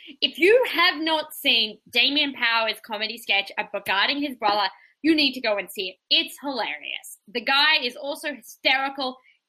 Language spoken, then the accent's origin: English; Australia; now in Canada; Look, I'm an Australian who lives in Canada.